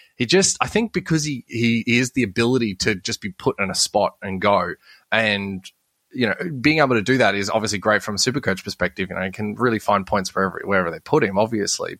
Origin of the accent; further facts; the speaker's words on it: Sydney, New South Wales, Australia; I was born in Borkham Hills, so technically I'm a Parramatta boy.